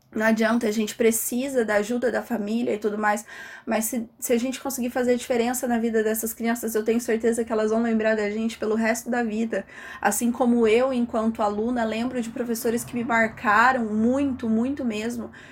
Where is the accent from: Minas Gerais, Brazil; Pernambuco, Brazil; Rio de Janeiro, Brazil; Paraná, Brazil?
Paraná, Brazil; Santo Antônio da Platina; sou daqui de Santo Antônio